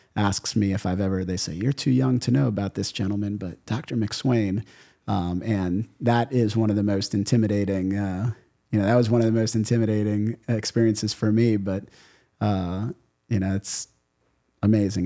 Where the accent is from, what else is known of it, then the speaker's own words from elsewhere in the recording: New Orleans, Louisiana, United States; also born or lived in Miami Beach / Miami / Grand Cayman; I grew up in New Orleans.